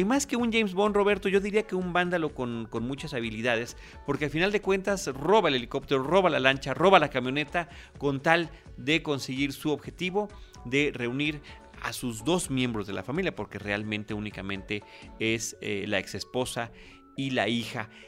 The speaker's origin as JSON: {"language": "Spanish", "country": "Mexico"}